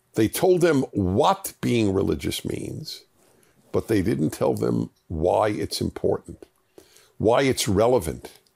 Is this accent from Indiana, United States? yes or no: no; New York City, New York, United States; born or raised there